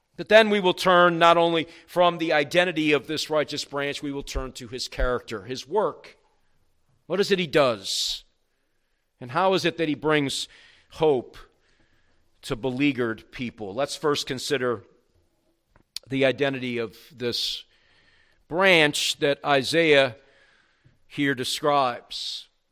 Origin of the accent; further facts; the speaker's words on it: the South, United States; also born or lived in New York; when I was growing up in the South